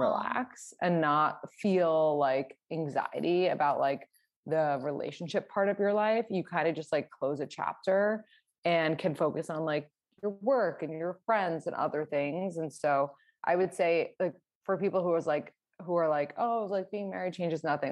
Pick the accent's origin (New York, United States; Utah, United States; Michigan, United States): New York, United States; New York City; I am from New York City